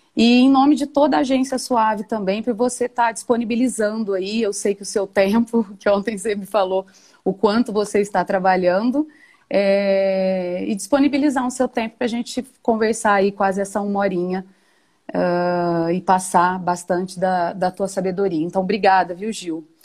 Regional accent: Batatais, São Paulo, Brazil; Estudei lá na minha adolescência, no Colégio São José, que aí é anexo às faculdades claretianas

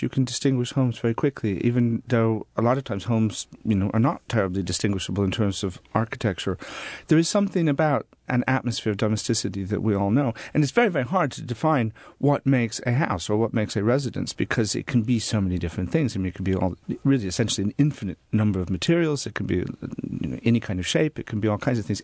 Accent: Des Moines, Iowa, United States; also born or lived in Norfolk, England; now in England; I grew up in Des Moines, Iowa

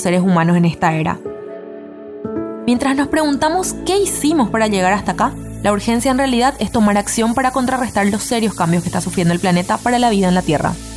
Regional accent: Paraguay; En Paraguay generamos por persona

